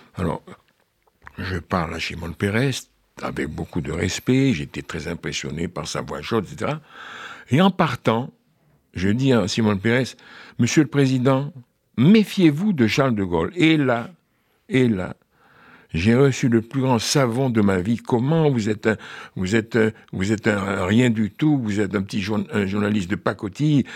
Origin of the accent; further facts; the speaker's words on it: Paris, Île-de-France, France; je suis né à Paris, il y a deux siècles, en 1934